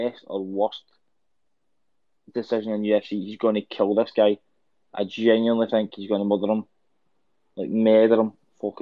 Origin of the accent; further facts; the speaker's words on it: Scotland, United Kingdom; as a Scottish person